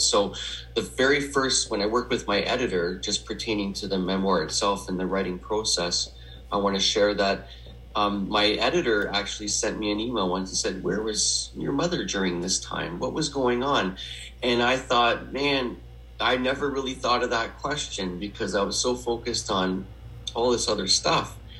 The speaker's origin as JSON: {"language": "English", "town": "Edmonton", "region": "Alberta", "country": "Canada", "tie": "born or raised there", "said": "I was born in Edmonton, Alberta, in Western Canada"}